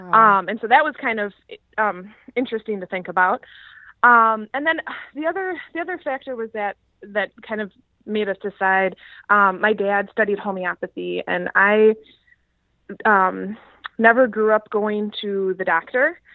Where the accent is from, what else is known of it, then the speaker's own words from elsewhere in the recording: Madison, Wisconsin, United States; I am from Madison, Wisconsin. And me and my husband are actually born and raised in Madison